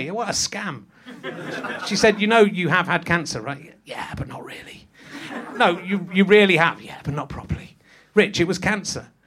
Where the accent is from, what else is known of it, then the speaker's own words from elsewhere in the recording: Yorkshire and the Humber, United Kingdom; born there; I was born in Yorkshire and I retain my accent, unlike you.